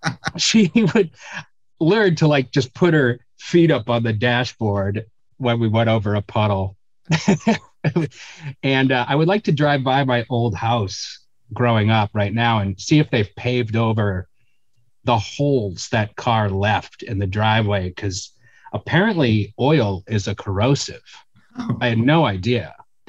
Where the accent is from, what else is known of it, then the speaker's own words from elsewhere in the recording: Weymouth, Massachusetts, United States; moved away as an adult; also born or lived in New York; growing up in Weymouth, Massachusetts, it's like 10 minutes, 15 minutes south of Boston.